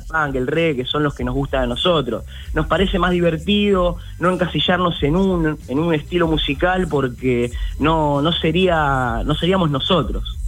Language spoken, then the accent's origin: Spanish; Ciudadela, Buenos Aires Province, Argentina; todos somos de acá, de la localidad de Ciudadela, de 3 de febrero